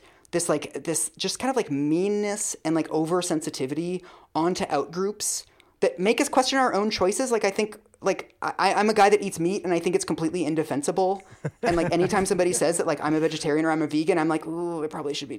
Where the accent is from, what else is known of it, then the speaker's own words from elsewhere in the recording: Seattle, Washington, United States; I'm from Seattle